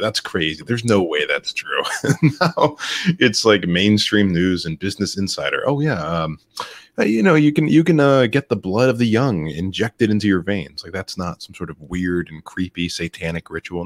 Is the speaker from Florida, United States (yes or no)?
yes; Florida, United States; my home state of Florida